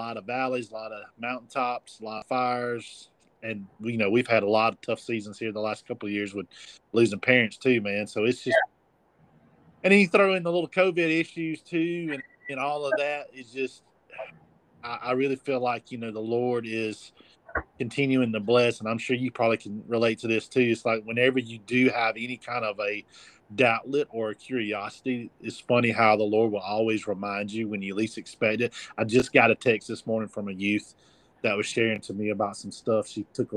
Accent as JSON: {"language": "English", "town": "Abbeville", "country": "United States", "tie": "born or raised there", "said": "I wanted to be in my hometown, my original hometown, to minister"}